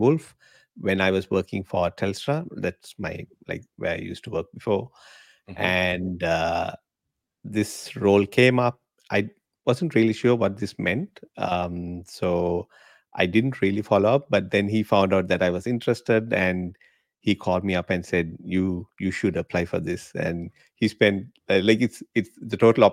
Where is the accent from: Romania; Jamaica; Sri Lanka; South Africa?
Sri Lanka; moved away as an adult; now in Australia; So I'm from Sri Lanka originally. I was born there